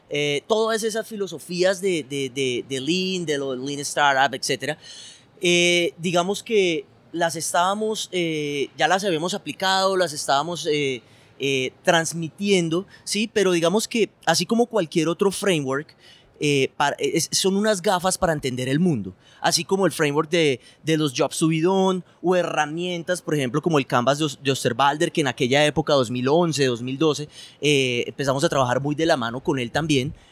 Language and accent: Spanish; Bogotá, Colombia; now in Medellín, Colombia; familia colombiana, yo nací en Bogotá, vivo ahora en Medellín